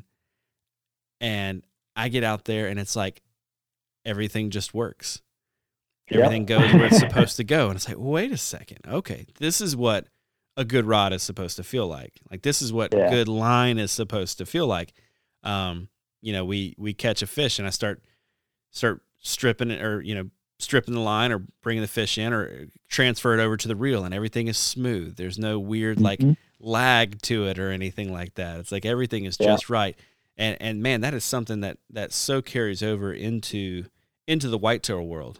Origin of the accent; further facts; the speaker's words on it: the South, United States; growing up in the South